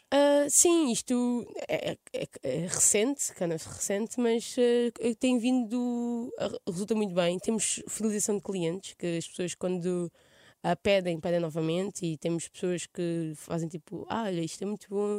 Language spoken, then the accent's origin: Portuguese; Mação, Santarém District, Portugal; accent: Alentejan-like; moved away as an adult; now in Lisbon, Portugal; eu vivi aos dezoito anos em Maçã, no Pereiro, que é a minha aldeia.